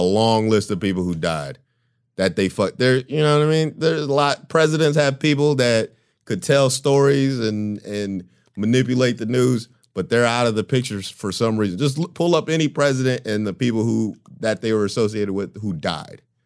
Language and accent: English; United States; as an American, I was raised to think Russia wasn't good.